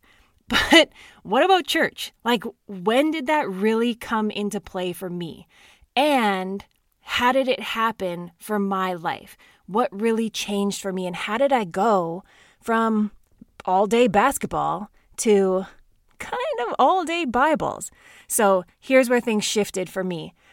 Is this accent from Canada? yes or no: yes; Saskatchewan, Canada; I grew up in Saskatchewan, Canada, in a small town with an incredible family.